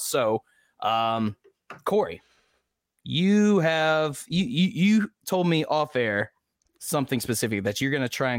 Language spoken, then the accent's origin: English; the South, United States; I'm a Southerner